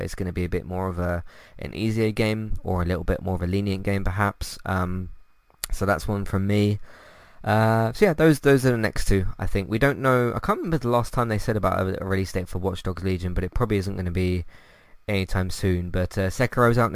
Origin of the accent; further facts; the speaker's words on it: United Kingdom; As a British person